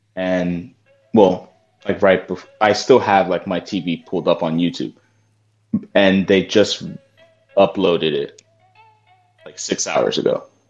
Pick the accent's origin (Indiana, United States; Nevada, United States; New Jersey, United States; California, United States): New Jersey, United States; me being from Jersey